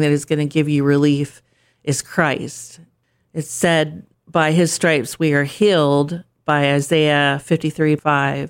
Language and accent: English; Pennsylvania, United States; moved away as an adult; also born or lived in Turkey / England / Germany / California; now in Delaware, United States; I'm from Pennsylvania originally